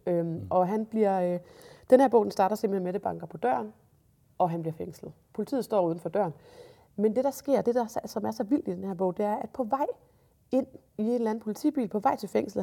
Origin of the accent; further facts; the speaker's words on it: Jutland, Denmark; jeg er jo jyde